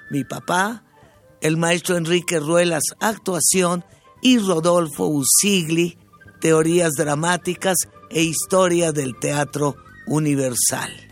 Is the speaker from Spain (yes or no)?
no; Mexico City, Mexico; Yo me crié en Bellas Artes cuando tenía dos meses